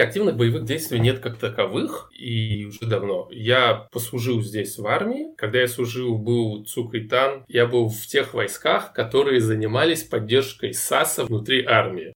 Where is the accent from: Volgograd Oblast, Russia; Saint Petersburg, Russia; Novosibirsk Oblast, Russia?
Novosibirsk Oblast, Russia; Novosibirsk; moved away as an adult; now in Israel; Последние 10 лет я живу в Израиле. Я родился и вырос в Новосибирске